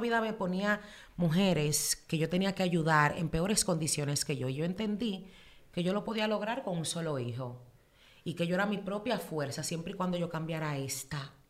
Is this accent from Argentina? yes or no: no; New York City, New York, United States; also born or lived in Dominican Republic; me crié en Nueva York, pero soy dominicana, de pura cepa hasta la tambora